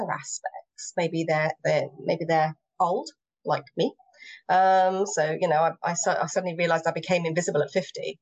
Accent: England, United Kingdom; first language English; I'm English.

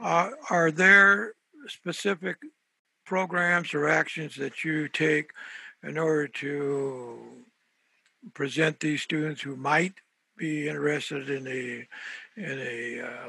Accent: San Jose, California, United States; first language Spanish; English is a second language; I was born and raised in San Jose, and my parents were from Mexico

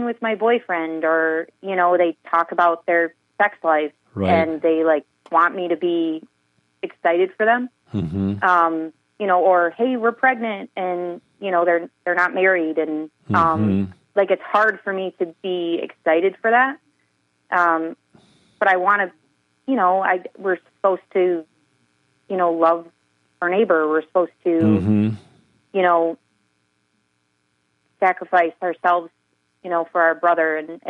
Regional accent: Michigan, United States; I am from the Thumb, if you know what that means.

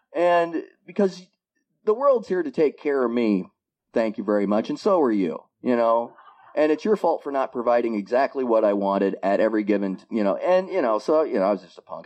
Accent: Iowa, United States; moved away as an adult; now in Bellingham, United States; I was born in Iowa and lived in Iowa for the first 37 years of my life

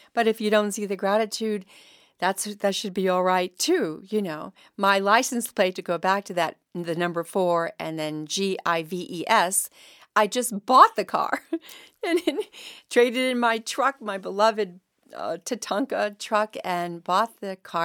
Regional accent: Mystic, Connecticut, United States; I came from Mystic, Connecticut

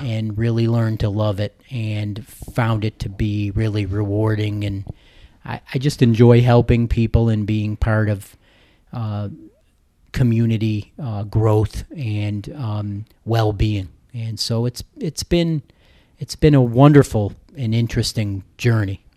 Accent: New Hartford, New York, United States; I grew up in the, uh, in central New York, near Utica, New York, New Hartford, actually

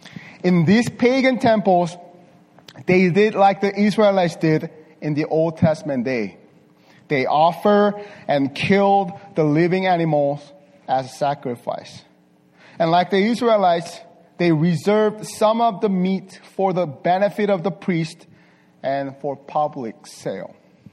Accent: Las Vegas, Nevada, United States; English is a second language; I'm from Las Vegas. From Las Vegas. But I'm not a gambler, sir.

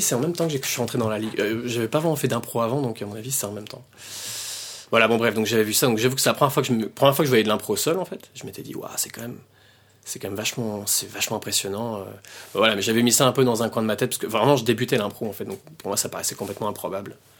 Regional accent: France; moved away as an adult; now in Belgium; je suis français, je suis venu en Belgique en 2003.

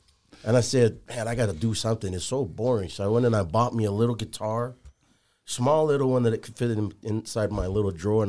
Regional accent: American Samoa; moved away; also born or lived in Salt Lake City; Born and raised in American Samoa.

